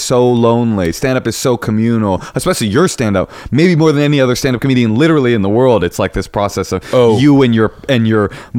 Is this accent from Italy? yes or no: no; Oakland, California, United States; I was raised in Oakland, one of the few white kids in any school I went to, raised on welfare